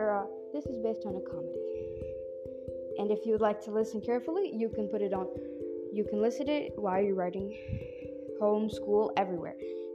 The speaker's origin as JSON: {"language": "English", "country": "Jordan", "said": "I'm from Jordan."}